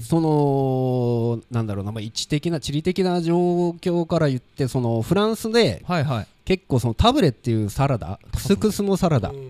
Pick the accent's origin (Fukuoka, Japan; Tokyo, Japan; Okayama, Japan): Fukuoka, Japan; Sasaguri; 僕がやっぱり笹栗町の出身なので